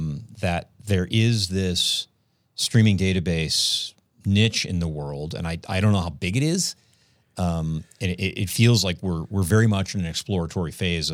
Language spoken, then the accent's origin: English; Colorado, United States; And I'm from Colorado, too.